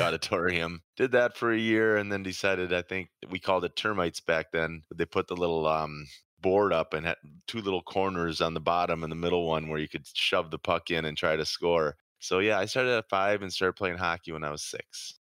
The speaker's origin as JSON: {"language": "English", "town": "Rochester", "region": "Minnesota", "country": "United States", "tie": "born or raised there", "said": "where I grew up in Rochester, we had the biggest youth hockey association in the state"}